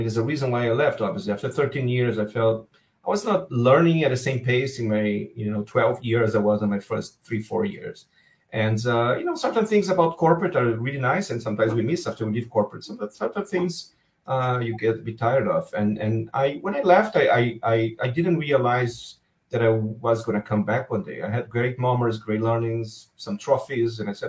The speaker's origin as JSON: {"language": "English", "region": "Rio de Janeiro", "country": "Brazil", "tie": "born or raised there", "also_born_or_lived": "Miami / Seattle", "moved": "yes", "lives_now": "Israel", "said": "I grew up in Rio"}